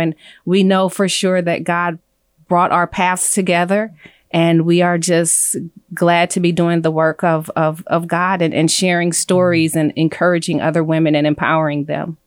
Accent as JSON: {"language": "English", "region": "California", "country": "United States", "tie": "born or raised there", "also_born_or_lived": "Illinois", "moved": "as an adult", "lives_now": "Phoenix, United States", "said": "I grew up in California"}